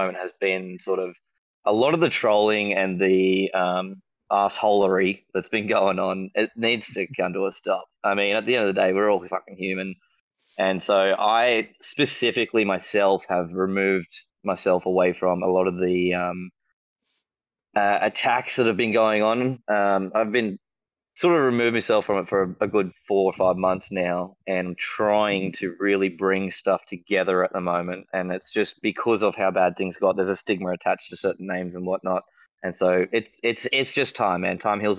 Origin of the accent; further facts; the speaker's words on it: Australia; I'm Australian.